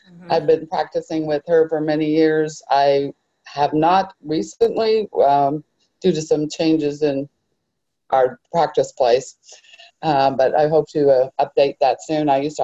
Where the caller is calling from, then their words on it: Arlington, United States; Oh, I'm from Arlington.